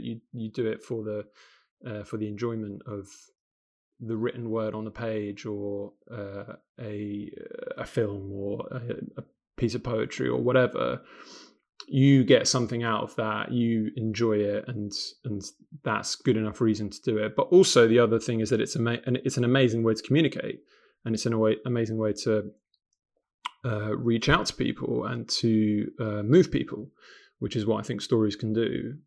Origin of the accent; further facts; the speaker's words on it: London, United Kingdom; accent: London; also born or lived in Sarajevo, Bosnia and Herzegovina; I was born in Sarajevo in 1990, uh, but my family escaped the the war just before Sarajevo became completely besieged um, in 1992, and we came to London. Um, and I've grown up in London, um, hence my kind of London accent